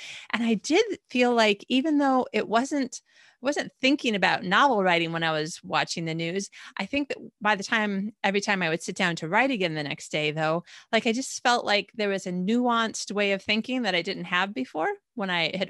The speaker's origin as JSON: {"language": "English", "region": "Michigan", "country": "United States", "tie": "born or raised there", "also_born_or_lived": "Arizona / California / Australia", "said": "I was actually not born in Michigan, but we were pretty much born and raised in Michigan and then lived in Arizona and then California."}